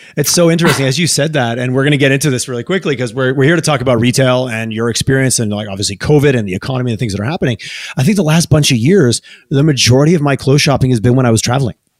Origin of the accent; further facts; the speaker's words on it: Canada; we're Canadian